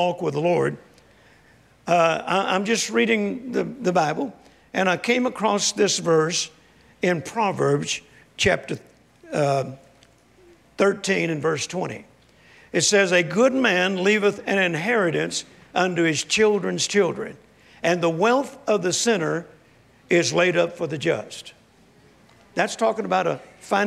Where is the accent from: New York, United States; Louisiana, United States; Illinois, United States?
Louisiana, United States; Shreveport; my hometown of Shreveport, Louisiana